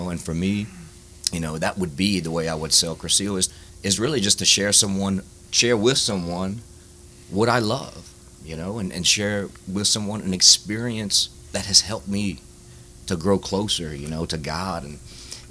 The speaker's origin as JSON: {"language": "English", "town": "Baldwin", "country": "United States", "tie": "born or raised there", "said": "I grew up in Baldwin, big family, big Catholic"}